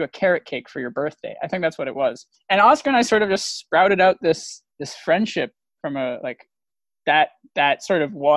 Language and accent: English; Worcester, Massachusetts, United States; I'm originally from Worcester, Massachusetts. That would be my wild hometown